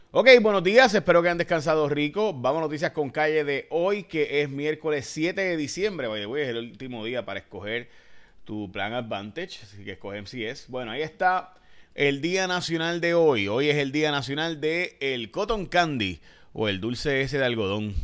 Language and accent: Spanish; Puerto Rico; also born or lived in Chicago, Illinois, United States; nací en Chicago, Illinois. Eh, pero me crié en Puerto Rico totalmente, por si acaso. Así que al año, antes de poder hablar inglés, ya me he mudado aquí